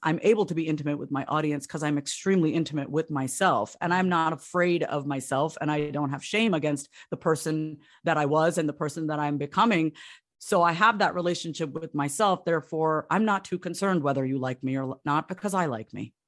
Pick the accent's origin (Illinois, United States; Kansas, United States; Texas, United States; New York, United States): New York, United States; Long Island; I grew up on Long Island, New York, uh, Long Island, Strong Island